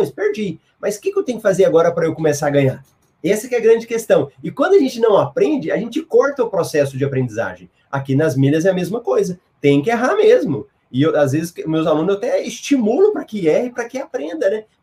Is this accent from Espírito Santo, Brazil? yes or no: no; Goiânia, Goiás, Brazil; born there; O Ricardo Faria, meu conterrâneo lá de Goiânia. Eu moro no Mato Grosso, mas eu nasci em Goiânia.